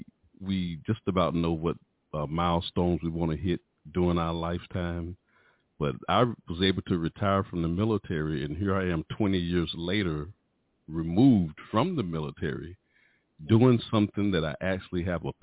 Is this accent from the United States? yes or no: yes; High Point, North Carolina, United States; moved away as an adult; now in Fayetteville, United States; I'm from High Point, North Carolina. I live in North Carolina. I'm in Fayetteville, North Carolina, Fort Bragg, or Fort Liberty now.